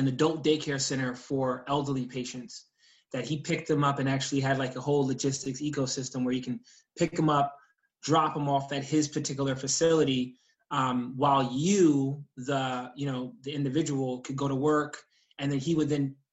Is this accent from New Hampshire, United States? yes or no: no; New York, United States; I grew up in New York State